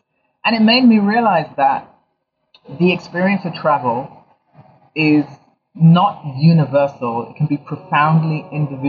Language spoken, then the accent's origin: English; London, United Kingdom; also born or lived in Ghana; Yeah, so I was born in London. I'm Ghanaian, and I was born in London. I was partially raised between Ghana and London. I went to school in London